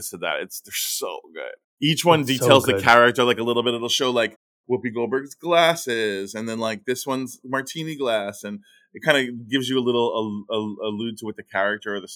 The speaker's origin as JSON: {"language": "English", "town": "Fort Lauderdale", "region": "Florida", "country": "United States", "tie": "born or raised there", "said": "I grew up in Fort Lauderdale"}